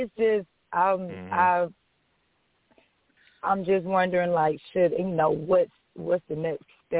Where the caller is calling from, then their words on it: Athens, Georgia, United States; I'm calling from Athens, Georgia.